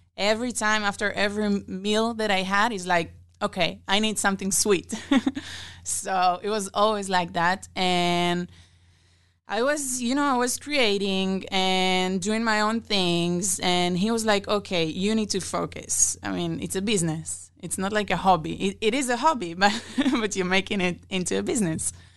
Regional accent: Israel; moved away as an adult; now in Omaha, United States; I'm originally from Israel

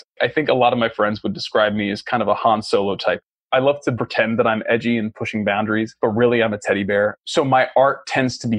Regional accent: Boston, Massachusetts, United States; as a young Black kid growing up in Boston

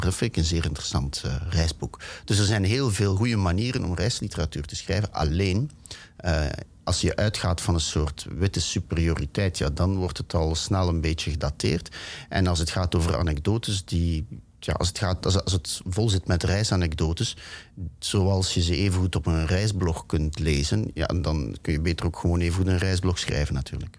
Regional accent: Ghent, Flanders, Belgium; moved away; Ik ben opgegroeid in België

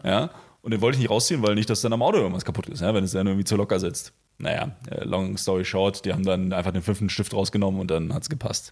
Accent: Potsdam, Brandenburg, Germany; also born or lived in Berlin; als Potsdamer, als Berliner

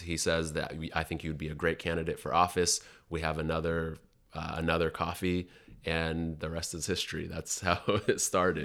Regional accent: Seattle, Washington, United States; moved away as an adult; also born or lived in Sudan / New York; I grew up in South Seattle

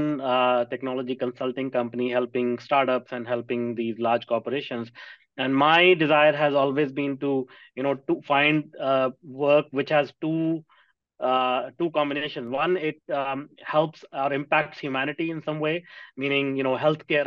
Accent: India; now in North America; I grew up in India in a small town

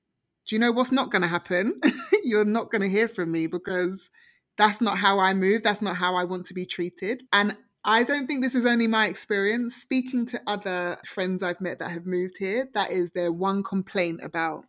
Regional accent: United Kingdom; also born or lived in Toronto; now in Canada; we always get slated as British

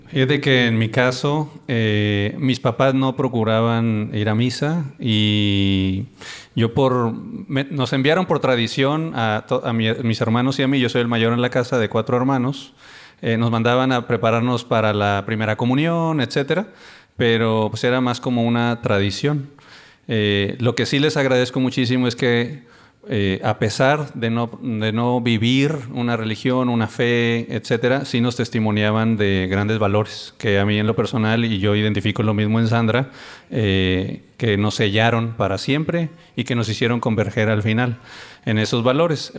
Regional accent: Reynosa, Tamaulipas, Mexico; Somos de Reynosa, Tamaulipas, y muy contentos. Allá nos conocimos cuando teníamos como 16 años.

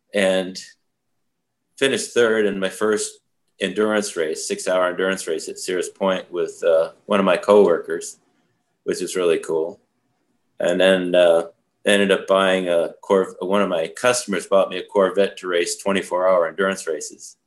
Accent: Vermont, United States; also born or lived in Saratoga Springs, New York; growing up in Vermont was a beautiful place to do that.

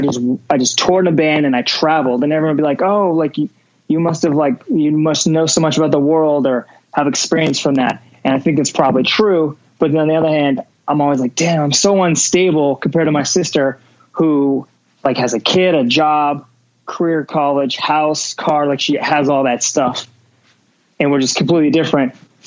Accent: Las Vegas, Nevada, United States; But I also think about, like, as growing up in Vegas, a lot of people are trying to get out of here, or they're just like, it's the worst place to live

